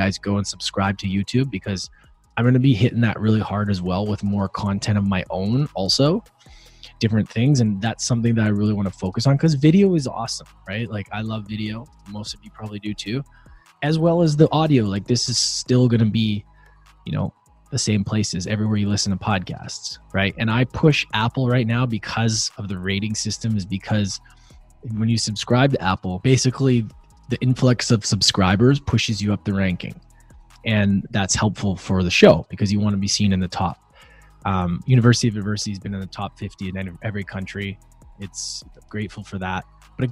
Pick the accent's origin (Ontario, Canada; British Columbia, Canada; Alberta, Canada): British Columbia, Canada; Vancouver; We are both from Vancouver.